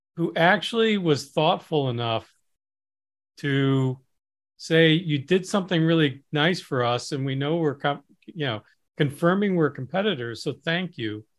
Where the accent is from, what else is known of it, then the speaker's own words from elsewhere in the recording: Midwest, United States; I grew up in the Midwest, which has a different culture than other parts of the country